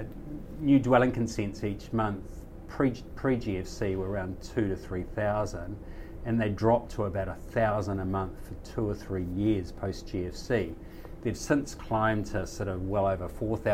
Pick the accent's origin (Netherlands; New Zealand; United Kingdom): New Zealand; Kapiti, Wellington; my hometown of Kapiti, up the coast from Wellington